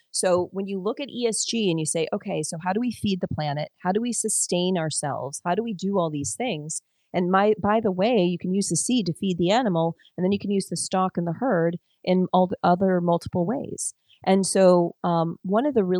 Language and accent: English; Detroit, Michigan, United States; I grew up in Detroit